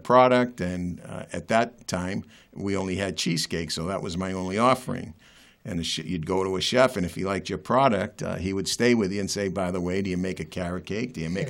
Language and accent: English; Medford, Massachusetts, United States; also born or lived in Malden, Massachusetts; as a kid, I grew up in South Medford